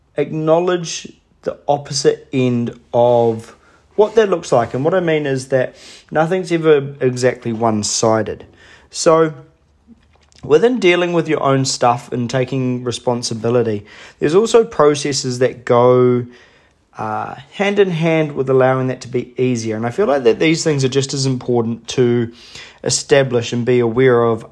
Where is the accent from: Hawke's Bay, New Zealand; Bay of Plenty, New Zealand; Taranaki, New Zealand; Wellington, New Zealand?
Hawke's Bay, New Zealand; my hometown in Hawke's Bay